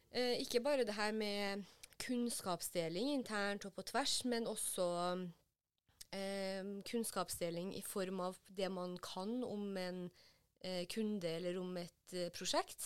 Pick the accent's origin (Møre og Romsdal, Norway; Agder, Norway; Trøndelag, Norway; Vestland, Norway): Trøndelag, Norway; Trondheim; moved away as an adult; now in Oslo, Norway; hjemme i Trondheim